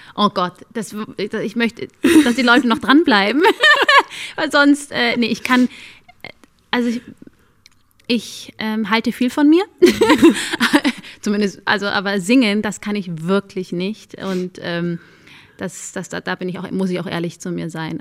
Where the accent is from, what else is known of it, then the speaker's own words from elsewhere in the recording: Germany; Ich sehe mich zu 100 als Deutsche. Nur weil ich nur dunkle Haut habe, macht mich das aber nicht zu weniger Deutsch. Ich bin hier aufgewachsen, ich bin hier zur Schule gegangen